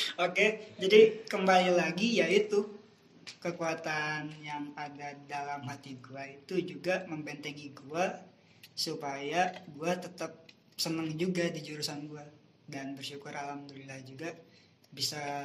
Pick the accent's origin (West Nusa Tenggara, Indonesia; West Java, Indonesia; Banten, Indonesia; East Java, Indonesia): West Java, Indonesia; Cipanas; moved away as an adult; now in Bandung, Indonesia; dari umur dari lahir sampai gue 2016 lulus SMK itu gue di daerah gue terus di Cipanas. Nah pas pindah ke Bandung